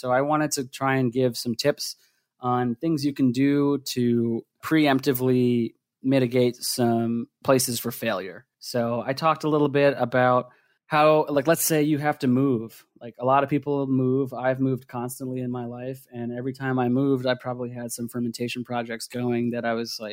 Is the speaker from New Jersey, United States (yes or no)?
yes; New Jersey, United States; moved away as an adult; also born or lived in Philadelphia, Pennsylvania; now in Oregon, United States; I grew up in New Jersey, and I went to school in Philadelphia for engineering